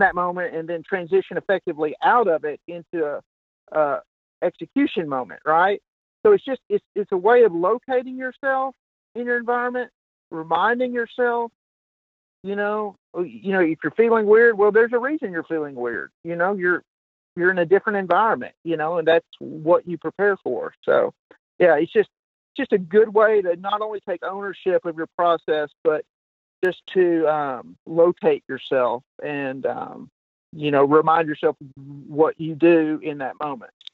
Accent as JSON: {"language": "English", "region": "Kentucky", "country": "United States", "said": "I'm from Kentucky"}